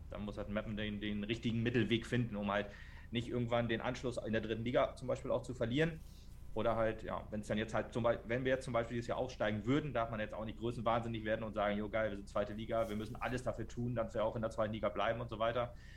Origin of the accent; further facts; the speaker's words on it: Meppen, Lower Saxony, Germany; ich komme aus Metten